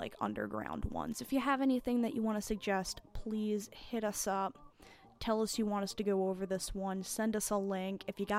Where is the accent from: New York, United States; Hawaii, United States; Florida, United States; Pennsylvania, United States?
New York, United States; Orange County; we grew up in Orange County, New York.